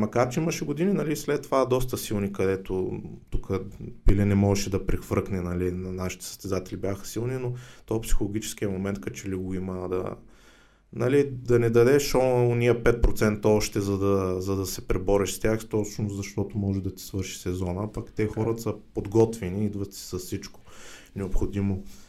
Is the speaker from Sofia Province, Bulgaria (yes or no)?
no; Varna, Varna Province, Bulgaria; сме си от Варна